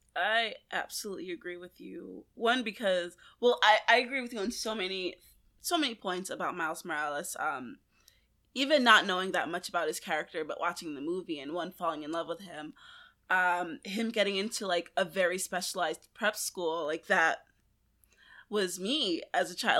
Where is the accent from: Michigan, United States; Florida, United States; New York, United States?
New York, United States; New York City; growing up in Brooklyn, I grew up in Flatbush